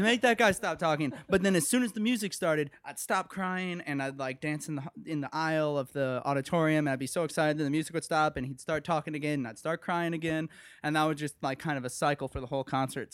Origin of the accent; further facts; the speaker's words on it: Okemos, Michigan, United States; moved away as an adult; now in Evanston, United States; I was born in Okemos, Michigan, which is right outside of East Lansing, Michigan